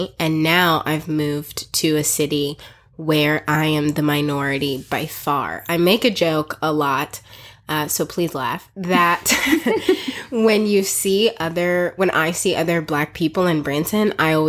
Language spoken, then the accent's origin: English; South Africa; So I was actually born and raised in South Africa. I am African by birth, and I spent half of my life raised in South Africa. Our parents were missionaries there for 23 years.